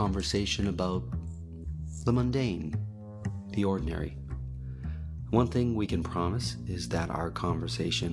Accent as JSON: {"language": "English", "town": "Toronto", "region": "Ontario", "country": "Canada", "said": "I'm from Toronto."}